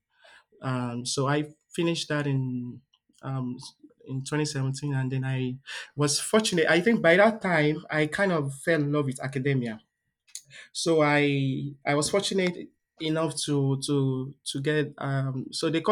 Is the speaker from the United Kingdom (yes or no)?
no; southwestern Nigeria, Nigeria; moved away as an adult; now in Delaware, United States; I'm from the southwestern part of Nigeria.